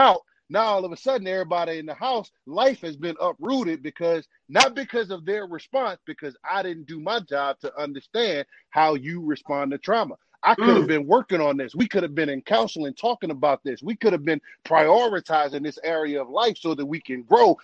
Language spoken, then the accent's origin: English; New Orleans, Louisiana, United States; moved away; I'm from New Orleans, grew up in New Orleans